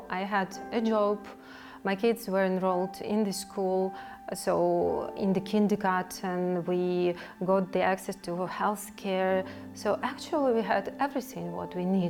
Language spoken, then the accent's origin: English; Kyiv, Ukraine; moved away as an adult; now in Slovakia; I'm from Ukraine. I lived in Kyiv before arriving in Slovakia